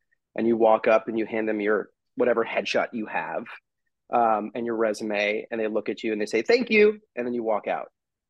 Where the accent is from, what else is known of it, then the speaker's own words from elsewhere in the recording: suburbs of Manhattan, New York, United States; also born or lived in Harlem, New York; I was born in Harlem, and I was soon after moved to the suburbs of Manhattan.